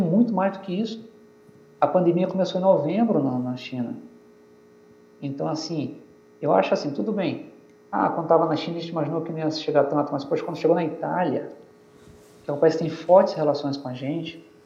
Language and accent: Portuguese; São Luís, Maranhão, Brazil; eu sou de São Luís